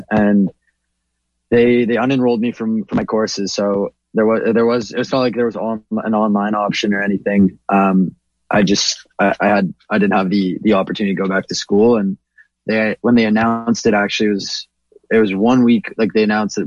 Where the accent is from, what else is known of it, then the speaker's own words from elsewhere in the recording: Toronto, Ontario, Canada; I'm a first generation Canadian. I was born in Toronto, but my parents immigrated here in 97.